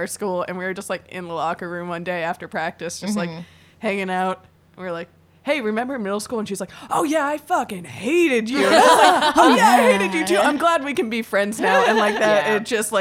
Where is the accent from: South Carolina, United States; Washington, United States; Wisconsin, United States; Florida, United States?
Florida, United States; Miami; I grew up in Miami